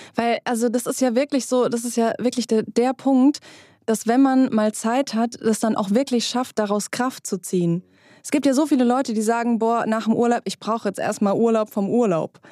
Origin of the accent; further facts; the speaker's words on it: Germany; also born or lived in Hesse; bei uns in Deutschland